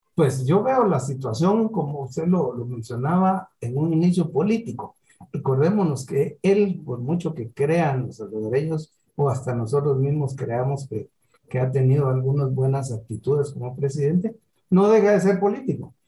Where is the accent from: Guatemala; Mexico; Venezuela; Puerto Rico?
Guatemala; Para nosotros como guatemaltecos